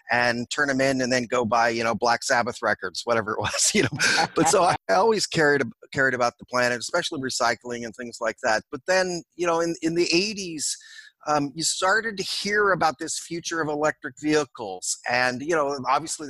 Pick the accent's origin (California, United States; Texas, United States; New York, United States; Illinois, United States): California, United States; Oakland; I was born and raised in Oakland, California